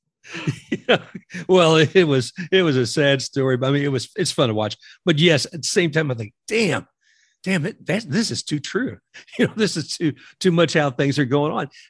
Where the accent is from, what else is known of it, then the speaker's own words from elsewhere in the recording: Kentucky, United States; me growing up in Kentucky